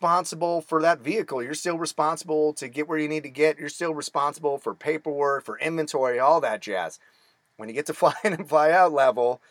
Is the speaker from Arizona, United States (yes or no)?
yes; Phoenix, Arizona, United States; I was born and raised in Phoenix, Arizona